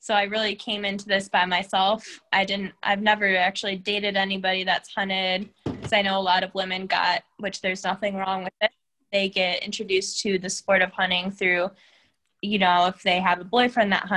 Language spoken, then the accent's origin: English; Cleveland, Ohio, United States; now in Nashville, United States; I'm originally from Cleveland, Ohio. I live in Nashville, Tennessee right now